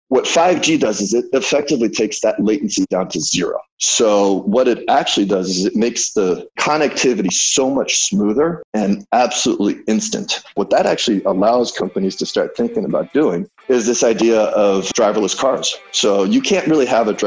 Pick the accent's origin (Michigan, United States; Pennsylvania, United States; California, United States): California, United States; San Francisco; moved away as an adult; also born or lived in Shanghai; I grew up in California, San Francisco